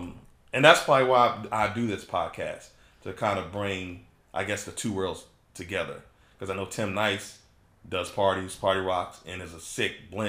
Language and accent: English; Cartersville, Georgia, United States; now in Maryland, United States; And I've been in Maryland. I'm originally from Cartersville, Georgia. If anybody doesn't know, I'm a military brat.